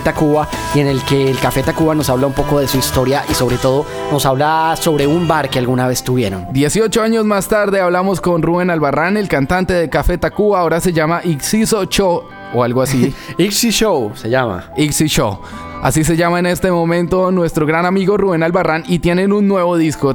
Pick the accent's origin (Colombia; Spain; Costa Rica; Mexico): Colombia; Nosotros como buenos colombianos